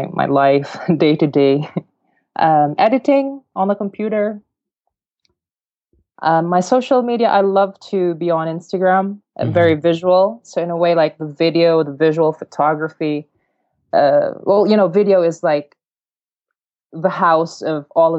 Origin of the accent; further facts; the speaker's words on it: Mindanao, Philippines; I come from the south of the Philippines, so in this island called Mindanao. And where I'm from, I come from humble origins.